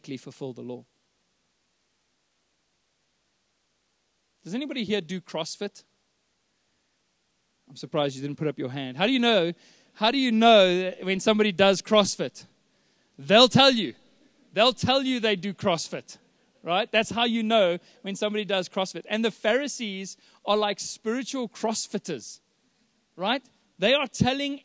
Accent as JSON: {"language": "English", "town": "Johannesburg", "region": "Gauteng", "country": "South Africa", "said": "We're from Joburg"}